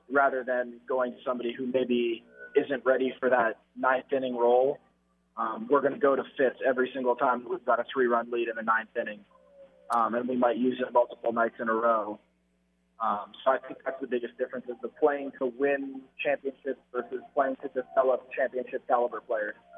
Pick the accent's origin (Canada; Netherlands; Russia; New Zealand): Canada; being Canadian, I had to learn it in in school